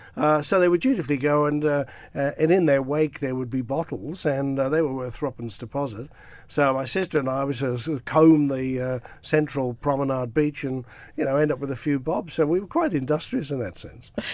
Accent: Douglas, Isle of Man; now in Australia; I grew up around Douglas, uh, went to, um, uh, Murray's Road Primary School

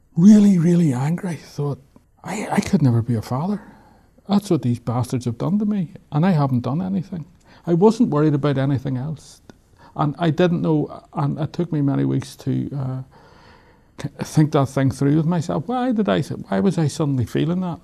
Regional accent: Belfast, Northern Ireland, United Kingdom; moved away as an adult; I come from Belfast, I know what this is all about

